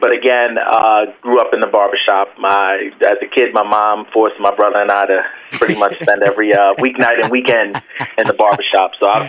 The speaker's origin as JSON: {"language": "English", "region": "New Jersey", "country": "United States", "also_born_or_lived": "Brooklyn", "said": "I'm a Jersey boy. I was born in Brooklyn, but yes, a Jersey boy."}